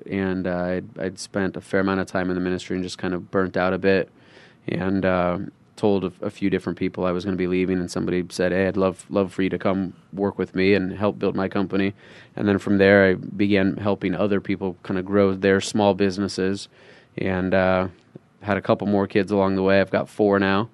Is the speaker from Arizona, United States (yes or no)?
yes; Phoenix, Arizona, United States; I'm from Phoenix